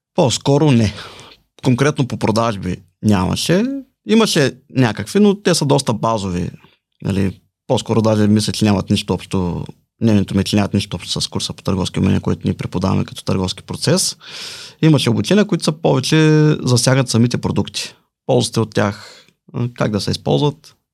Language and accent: Bulgarian; Balchik, Dobrich Province, Bulgaria; now in Plovdiv, Bulgaria; Живея в Плодив, родом съм от Бълчик.